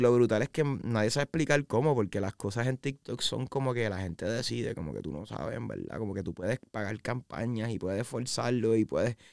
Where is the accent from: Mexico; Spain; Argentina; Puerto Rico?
Puerto Rico; San Juan; also born or lived in Arecibo, Puerto Rico / Isabela, Puerto Rico; yo soy de San Juan, Puerto Rico, eh, pero nací en Arecibo